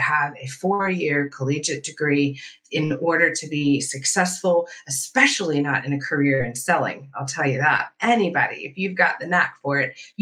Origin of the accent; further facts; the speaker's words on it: Southwest Virginia, United States; I grew up in Southwest Virginia